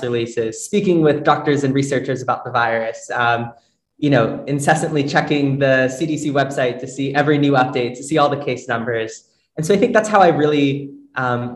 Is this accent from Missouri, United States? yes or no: no; Northern Virginia, United States; moved away as an adult; now in New York City, United States; I am originally from Northern Virginia, but I moved to New York City for undergrad